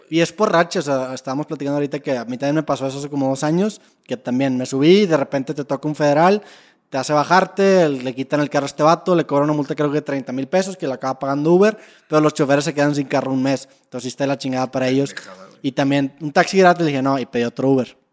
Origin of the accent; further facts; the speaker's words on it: Monterrey, Nuevo León, Mexico; nosotros como regios